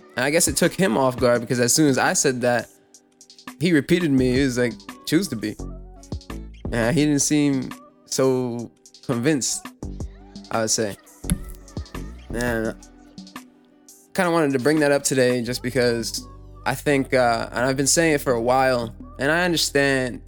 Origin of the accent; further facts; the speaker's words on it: New York City, New York, United States; I'm from New York City.